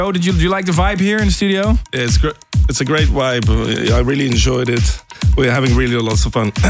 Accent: Lithuania; now in London, United Kingdom; I'm from Lithuania.

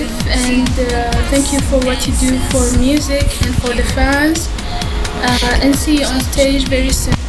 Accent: Saudi Arabia; I'm from Saudi Arabia.

